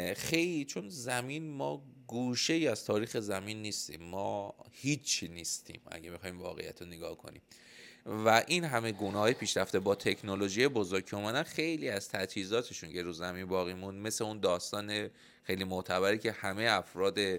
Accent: Iran; الان ما به عنوان یه ایرانی که داخل ایران تو این بازه زمانی زندگی میکنیم تصورمون همه فکر و ذکرمونه به خاطر اینکه تو این ماتریکس اینجا بزرگ شدیم

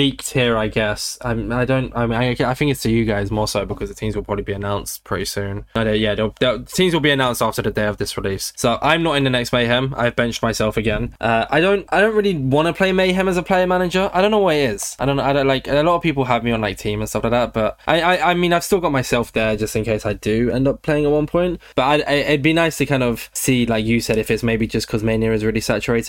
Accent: United Kingdom; also born or lived in London; I'm also from the South

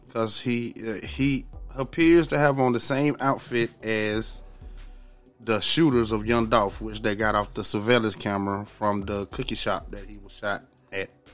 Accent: Georgia, United States; I'm from Georgia

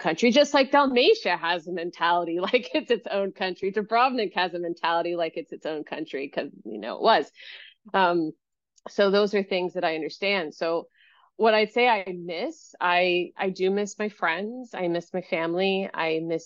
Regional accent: Texas, United States; accent: Texas; moved away as an adult; also born or lived in New York / Amsterdam, Netherlands / California; now in Croatia; I fell into Texas culture just head first

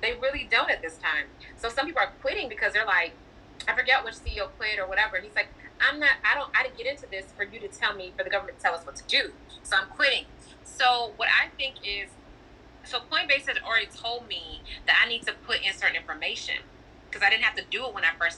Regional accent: Chicago, Illinois, United States; I'm from Chicago

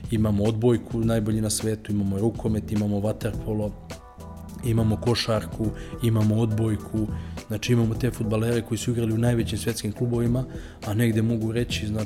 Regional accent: Serbia; ja sam Srbin

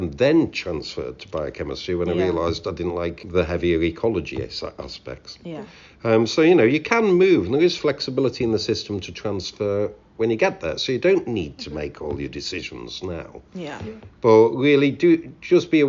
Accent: Knowsley, North West England, United Kingdom; moved away as an adult; also born or lived in Sussex; in Knowsley, where I'm from.

